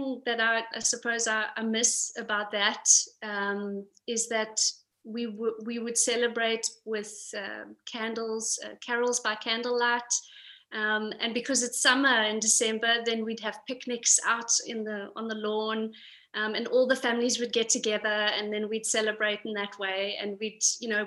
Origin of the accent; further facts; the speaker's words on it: Pretoria, Gauteng, South Africa; moved away as an adult; now in Copenhagen, Denmark; we're actually from Pretoria. We came here a year ago to Copenhagen